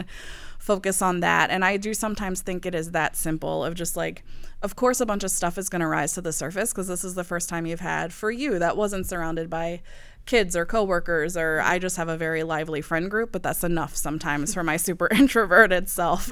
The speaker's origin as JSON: {"language": "English", "region": "the South", "country": "United States", "tie": "born or raised there", "also_born_or_lived": "the Midwest", "moved": "yes", "said": "growing up in the South"}